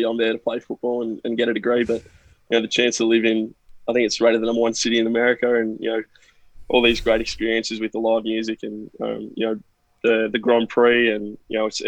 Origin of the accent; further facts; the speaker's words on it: Newcastle, New South Wales, Australia; I'm from Newcastle, which is about 2 hours north of Sydney on the east coast of Australia.